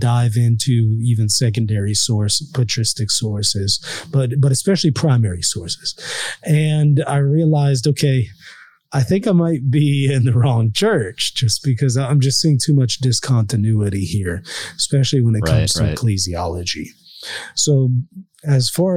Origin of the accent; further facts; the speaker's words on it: Louisiana, United States; also born or lived in New York; I moved back from New York to Louisiana.